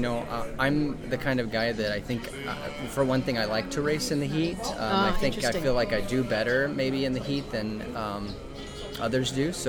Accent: Kendallville, Indiana, United States; I am from Kendallville, Indiana, so the Midwest. Uh-huh. And did you grow up in Indiana? I did. I've lived my whole life in Indiana.

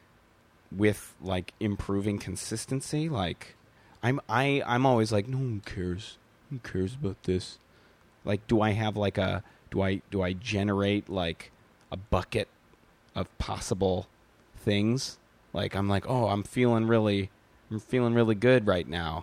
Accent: Midwest, United States; We're both from the Midwest.

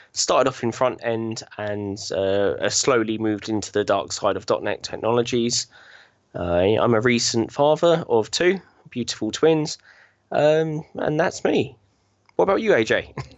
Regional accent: Chertsey, South East England, United Kingdom; now in Binfield, United Kingdom; I was, uh, born and bred in Chertsey, um, southeast of, uh, England

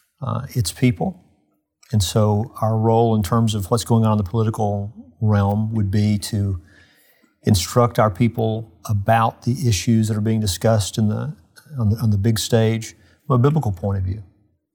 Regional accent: United States; as an American citizen

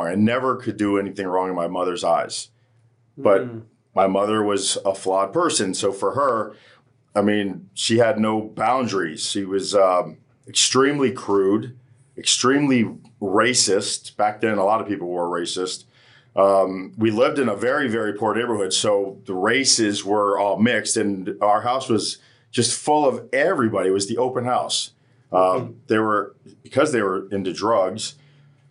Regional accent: Hollywood, Florida, United States; I was born here in Hollywood, Florida, which is a really beautiful place

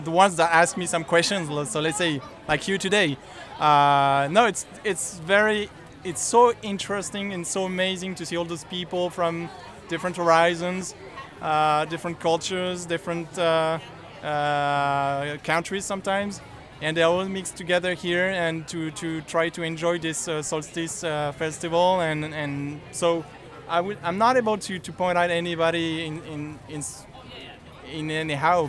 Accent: France; moved away as an adult; now in Kingston, Canada; I come from France. I'm brand new to Canada, and we've spotted Kingston as a nice place to live with my family

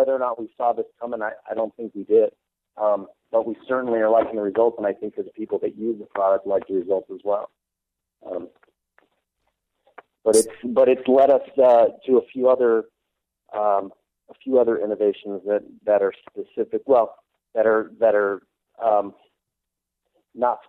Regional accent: San Antonio, Texas, United States; I grew up in San Antonio, Texas

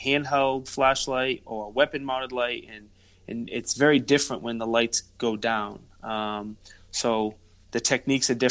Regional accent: Rhode Island, United States; accent: Rhode Island; we are from Rhode Island

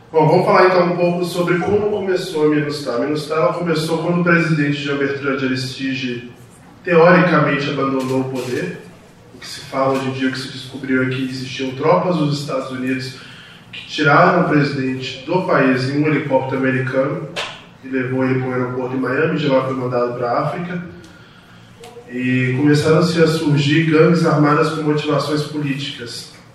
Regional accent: Brazil; como brasileiro

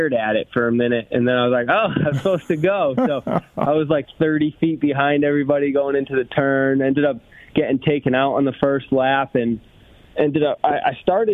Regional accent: Manchester, Connecticut, United States; I'm from Connecticut, right? Oh. From Manchester, Connecticut

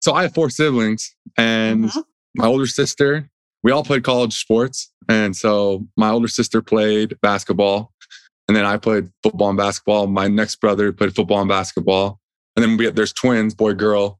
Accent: New Jersey, United States; I was born out there in New Jersey

